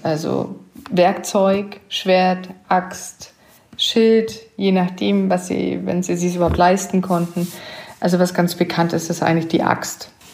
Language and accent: German; Southern Germany, Germany; ich komme ja aus Süddeutschland